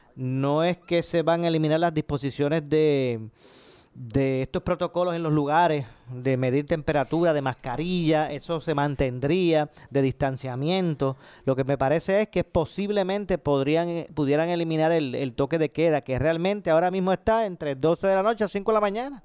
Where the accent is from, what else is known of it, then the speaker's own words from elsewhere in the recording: Ponce, Puerto Rico; yo soy de Ponce, nacido y criado aquí